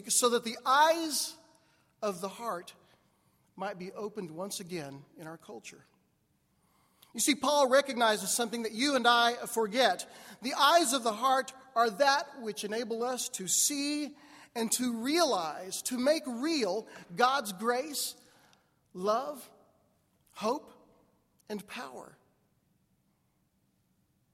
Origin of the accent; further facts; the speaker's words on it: United States; also born or lived in Oklahoma / Texas; I grew up in Oklahoma and Texas, the buckle of the Bible Belt